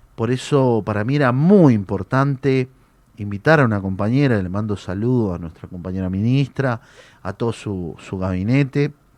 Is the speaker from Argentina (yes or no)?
yes; Argentina